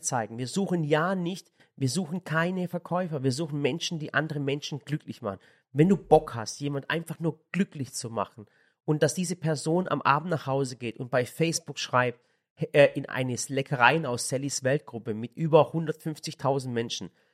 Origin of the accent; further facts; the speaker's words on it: Swabia, Baden-Württemberg, Germany; also born or lived in Sinop, Turkey (family); ich bin Schwabe